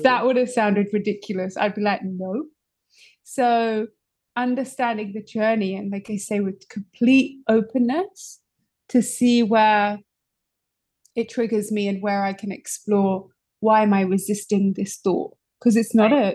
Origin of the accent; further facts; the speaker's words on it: London, United Kingdom; moved away as an adult; now in New York City, United States; I'm originally from London. I've been in New York City for just over five years